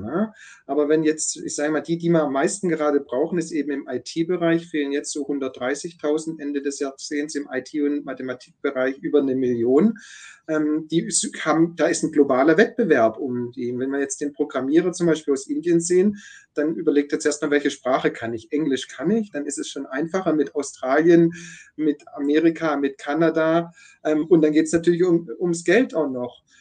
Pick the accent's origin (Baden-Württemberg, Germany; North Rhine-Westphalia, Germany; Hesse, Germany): Baden-Württemberg, Germany; Stuttgart; ich komme ja aus dem Großraum Stuttgart